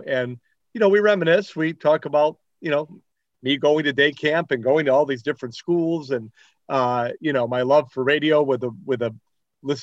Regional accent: Chicago, Illinois, United States; I grew up in the Belmont Cragen neighborhood, Portage Park, kind of like that whole area.

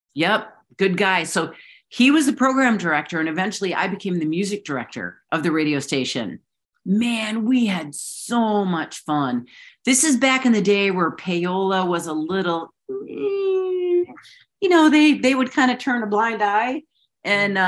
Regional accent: Chicago, Illinois, United States; growing up in Chicago

